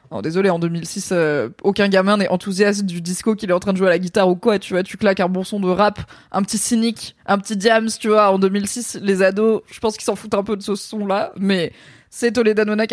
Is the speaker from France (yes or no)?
no; Morocco; Enfin, je suis marocaine